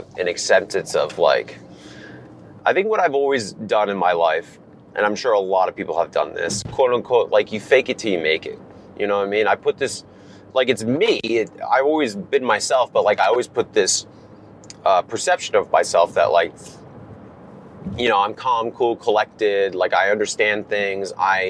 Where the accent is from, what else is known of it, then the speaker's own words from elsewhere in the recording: Rhode Island, United States; I was from Rhode Island